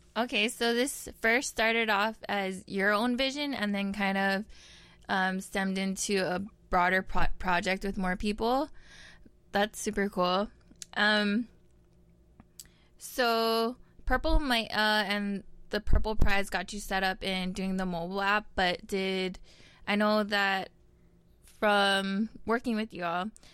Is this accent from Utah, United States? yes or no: no; Honolulu, Hawaii, United States; now in Kamiki, United States; I come from Papokolea, Oahu, and I'm now residing in Kamiki